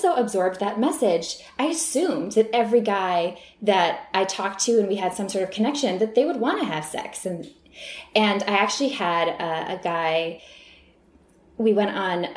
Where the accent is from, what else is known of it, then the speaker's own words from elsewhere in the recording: Midwest, United States; moved away as an adult; now in Los Angeles, United States; both of us growing up in the Midwest